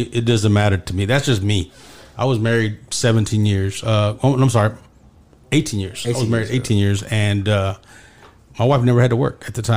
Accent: Dallas, Texas, United States; also born or lived in Deep Ellum, Dallas; we're from Pleasant Grove to Deep Elm, so I'm in downtown now

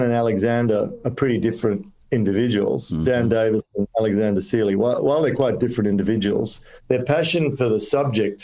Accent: Australia; also born or lived in Kolkata, India; I'm an Aussie

